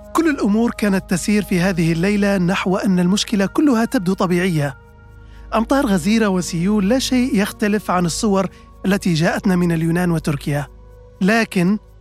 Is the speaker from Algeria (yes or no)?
no; between Bayda and Derna, a village of Jebel Akhdar, Libya; now in Washington, United States; كشخص ينحدر من إحدى قرى الجبل الأخضر في منتصف المسافة تماما بين مدينتي البيضة ودرنا